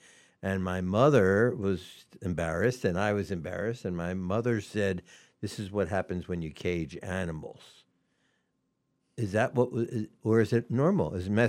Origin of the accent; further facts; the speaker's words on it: Atlanta, Georgia, United States; moved away; I was raised in Atlanta, Georgia